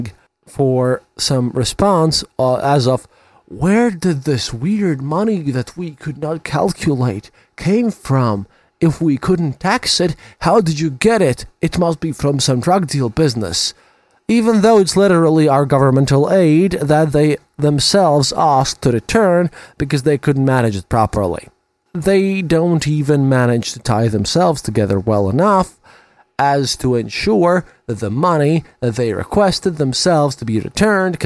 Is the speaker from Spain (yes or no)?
no; Latvia